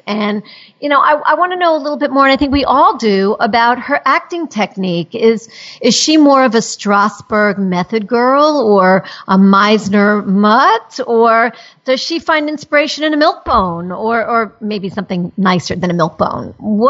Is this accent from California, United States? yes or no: no; New York, United States; I come from Manhattan where the angry neighbor could be any stranger on the street, and they get really vicious.